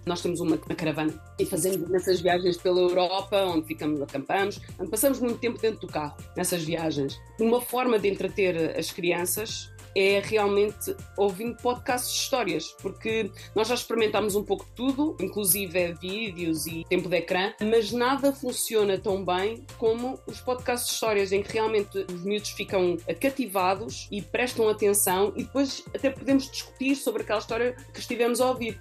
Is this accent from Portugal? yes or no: yes; Coimbra, Centro, Portugal; moved away as an adult; also born or lived in Oeiras / London / Paris; now in Lausanne, Switzerland; Eu sou nascida em Oeiras, mas vivi quase toda a minha vida em Coimbra